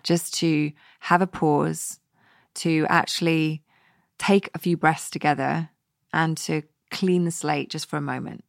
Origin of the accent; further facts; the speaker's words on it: West Coast of Scotland, United Kingdom; growing up on the West Coast of Scotland